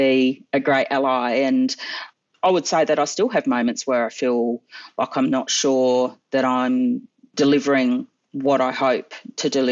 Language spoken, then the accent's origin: English; Adelaide, South Australia, Australia; I grew up in Adelaide watching Aussie Rules footy